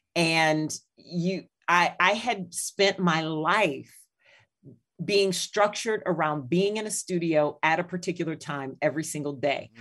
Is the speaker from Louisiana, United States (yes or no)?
yes; New Iberia, Louisiana, United States; now in Chicago, United States; my hometown of Louisiana, uh, New Iberia